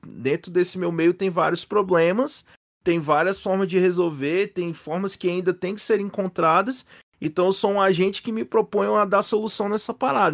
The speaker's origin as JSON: {"language": "Portuguese", "town": "Brasília", "region": "Federal District", "country": "Brazil", "said": "falando aqui da minha terra"}